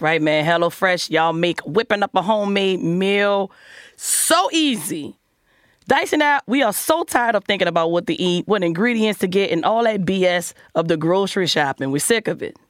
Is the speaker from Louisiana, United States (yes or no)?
yes; New Orleans, Louisiana, United States; I'm from the hood. I'm from New Orleans